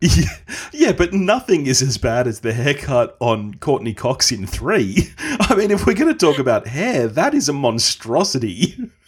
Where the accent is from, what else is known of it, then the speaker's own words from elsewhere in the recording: Australia; as an Aussie